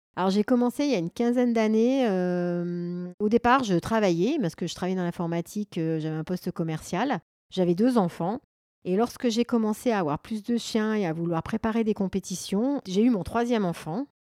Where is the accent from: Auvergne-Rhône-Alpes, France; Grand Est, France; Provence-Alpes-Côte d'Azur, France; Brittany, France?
Auvergne-Rhône-Alpes, France; Grenoble; je suis originaire euh, de Grenoble et j'habite un petit peu sur les hauteurs de Grenoble